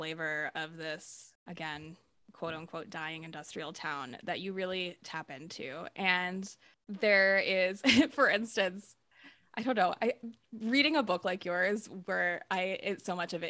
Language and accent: English; South Bend, Indiana, United States; moved away; Tess and I share a hometown. We are both from South Bend, Indiana. Neither of us live there anymore.